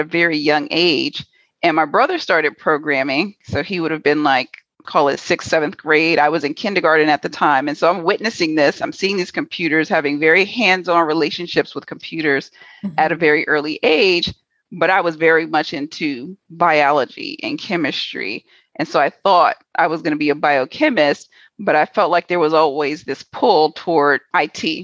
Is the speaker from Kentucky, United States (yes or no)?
no; New York City, New York, United States; moved away as an adult; also born or lived in Washington, D.C. / Houston, Texas; I was born in DC. Both of my parents were federal government employees. My dad was an FBI agent. So the FBI moved us from DC to New York City. So I grew up in New York City